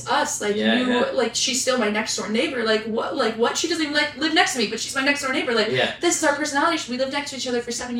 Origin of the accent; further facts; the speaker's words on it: Nashville, Tennessee, United States; also born or lived in Texas; I grew up in Nashville